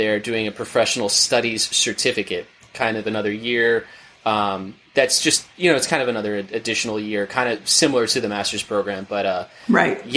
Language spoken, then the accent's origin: English; Orlando, Florida, United States; I'm originally from Orlando, Florida